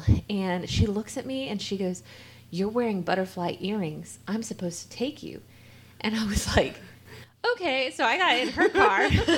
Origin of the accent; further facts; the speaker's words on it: the Bible Belt, United States; growing up in the Bible Belt